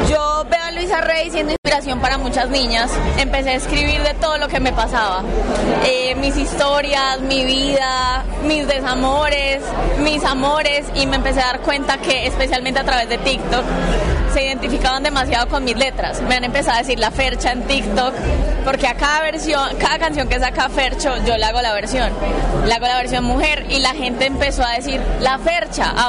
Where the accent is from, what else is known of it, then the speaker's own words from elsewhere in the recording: Bogotá, Colombia; Yo decidí venir porque yo soy de Bogotá. Estoy tratando de crear industria allá y traerme gente conmigo